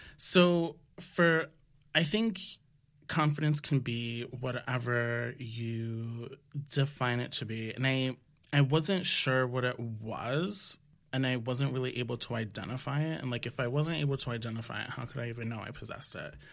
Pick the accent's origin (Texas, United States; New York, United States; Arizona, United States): New York, United States; I am from the Washington Heights originally here in New York, and my parents are from the Dominican Republic. So I grew up in not just a Dominican household, but a Dominican neighborhood